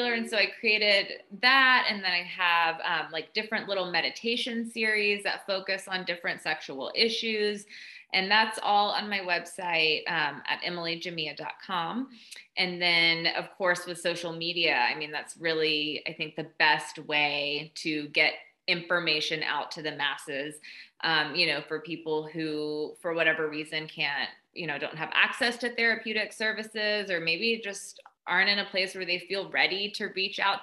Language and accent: English; Southeast Tennessee, United States; moved away as an adult; also born or lived in Austin, Texas; I grew up in Southeast Tennessee in a kind of a small town, very conservative